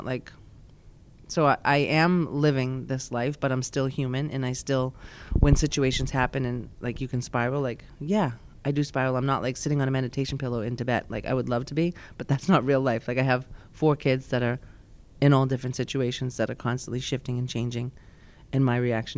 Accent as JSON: {"language": "English", "town": "Billerica", "region": "Massachusetts", "country": "United States", "said": "I'm from Billerica, like, you know, my accent"}